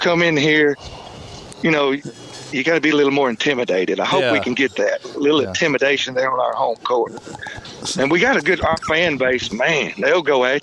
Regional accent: Kentucky, United States; also born or lived in Toccoa, Georgia; now in Alabama, United States; I was born in Toccoa, Georgia, and then I grew up in Kentucky

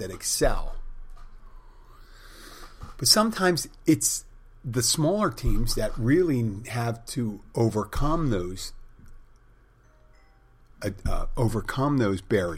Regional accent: Philadelphia, Pennsylvania, United States; I'm from Philadelphia

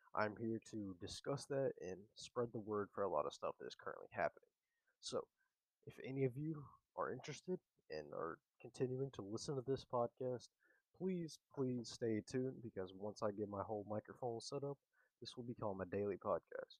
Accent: North Carolina, United States; I'm from North Carolina

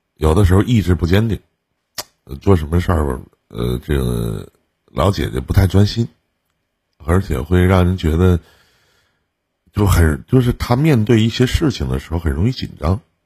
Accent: Northeast China, China; accent: Northeastern Mandarin; 我们东北话就有的时候也挺给

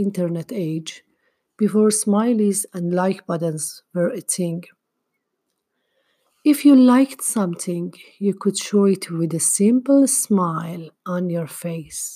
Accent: Tehran, Tehran Province, Iran; moved away; when I was younger and still lived in my hometown, Tehran

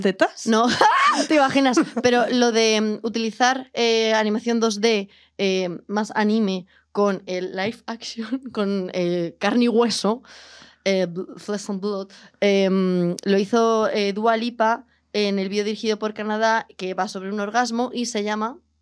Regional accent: Palencia, Castile and León, Spain; moved away; yo soy de Palencia con P

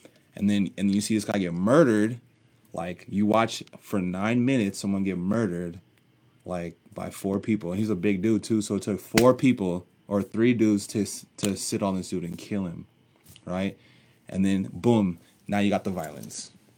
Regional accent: Littleton, Colorado, United States; also born or lived in Nebraska / Texas / Oklahoma; I was born in Nebraska, but I grew up in Littleton. I went to Bear Creek High School.

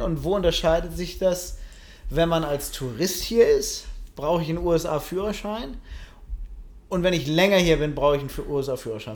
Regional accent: Germany; now in United States; ich als Deutsche

